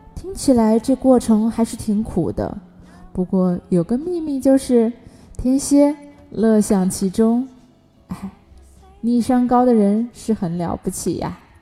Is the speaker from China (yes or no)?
yes; China; 每当我们中国人遇到困难的时候